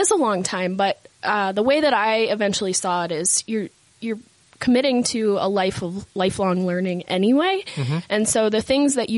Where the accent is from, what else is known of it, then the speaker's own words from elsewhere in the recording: Boston, Massachusetts, United States; moved away as an adult; now in Utah, United States; I grew up in Boston, okay. Massachusetts